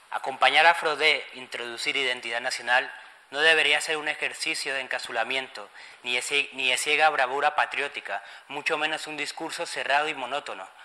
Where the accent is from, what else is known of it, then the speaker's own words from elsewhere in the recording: Spain; la construcción de la comunidad afro aquí en España, en estar constantemente intentando demostrar que somos españoles